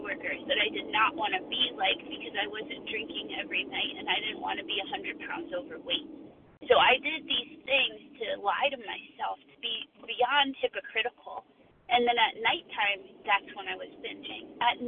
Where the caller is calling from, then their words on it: Connecticut, United States; I'm calling from Connecticut.